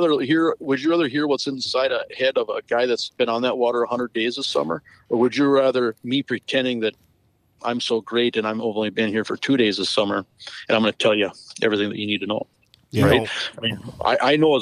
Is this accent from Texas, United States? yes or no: no; Western North Dakota, United States; also born or lived in Devils Lake, North Dakota; I grew up in Western North Dakota, fishing Lake Sakakawea and the Missouri River system